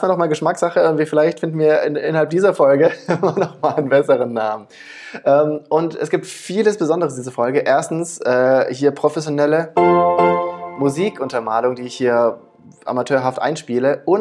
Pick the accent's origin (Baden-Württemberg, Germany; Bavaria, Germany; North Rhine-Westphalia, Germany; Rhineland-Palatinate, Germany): Baden-Württemberg, Germany; Stuttgart; now in Berlin, Germany; ich bin ja auch gebürtiger Schwabe. Ich komme ja auch aus Stuttgart, ähnlich wie du.